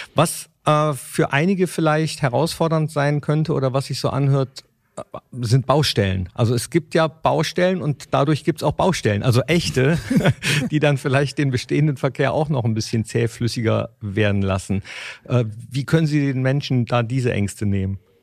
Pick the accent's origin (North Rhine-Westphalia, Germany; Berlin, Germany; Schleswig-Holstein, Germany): North Rhine-Westphalia, Germany; Mönchengladbach; in meiner Heimatstadt Mönchengladbach